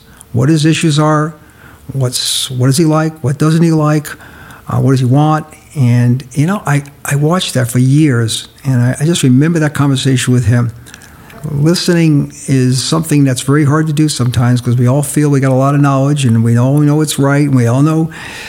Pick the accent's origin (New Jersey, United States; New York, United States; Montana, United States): New York, United States; moved away; We loved the East Coast. Mona's from Boston, and I'm from New York